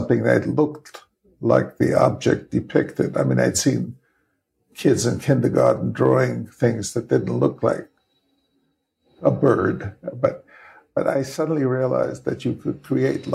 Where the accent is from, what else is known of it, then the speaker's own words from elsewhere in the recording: New York City, New York, United States; I grew up in the Bronx